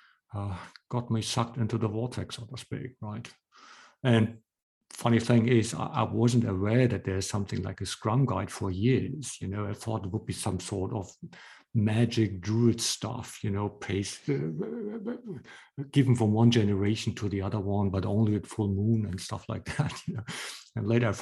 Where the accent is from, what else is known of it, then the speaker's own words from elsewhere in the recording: Hamburg, Germany; moved away as an adult; now in Berlin, Germany; I moved to Berlin from Hamburg. So I'm originally from Hamburg, and I had my startup here in Berlin